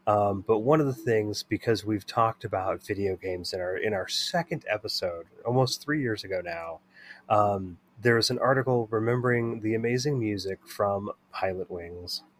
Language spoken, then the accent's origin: English; Bay Area, California, United States; growing up in the Bay Area in the 80s and the 90s